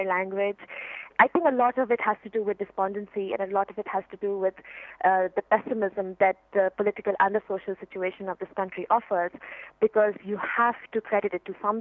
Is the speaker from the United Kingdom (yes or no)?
no; Pakistan; as a Pakistani